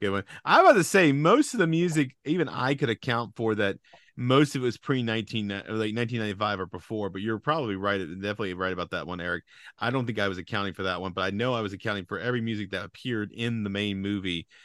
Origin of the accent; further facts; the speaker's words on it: Louisiana, United States; moved away; growing up in Louisiana